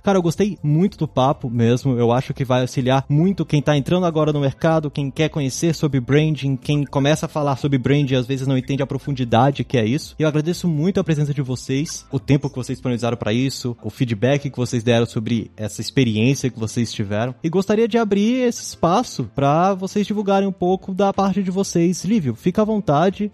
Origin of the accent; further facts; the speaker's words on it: Brasília, Federal District, Brazil; Eu que sou brasiliense aqui